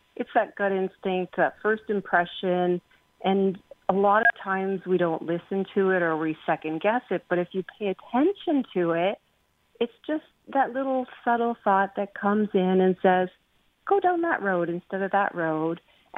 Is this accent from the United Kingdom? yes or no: yes; England, United Kingdom; I'm English